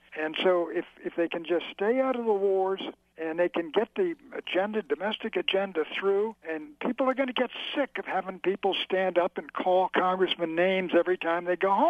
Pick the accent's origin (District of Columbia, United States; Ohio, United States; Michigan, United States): District of Columbia, United States; Washington; It's my hometown, Sean. I grew up here. It was a nice town in the 40s during the war and after the war.